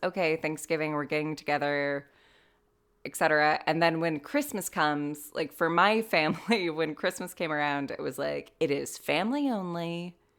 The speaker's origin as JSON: {"language": "English", "region": "California", "country": "United States", "moved": "as an adult", "lives_now": "Ireland", "said": "being an American living in mostly California"}